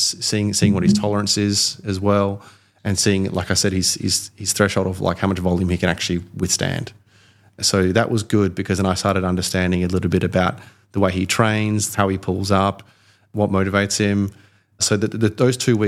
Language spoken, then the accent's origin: English; Australia; now in London, United Kingdom; I am Australian, but I live in London